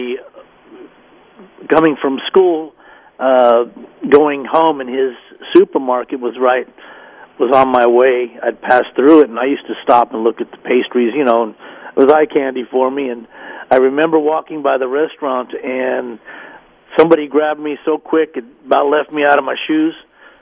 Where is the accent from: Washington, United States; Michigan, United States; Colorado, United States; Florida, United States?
Colorado, United States; Denver; moved away as an adult; also born or lived in Dallas, Texas; move away from my hometown